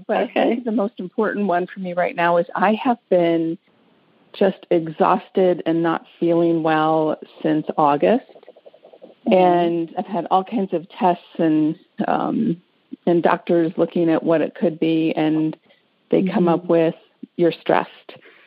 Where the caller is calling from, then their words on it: Detroit, Michigan, United States; From the Detroit area in Michigan.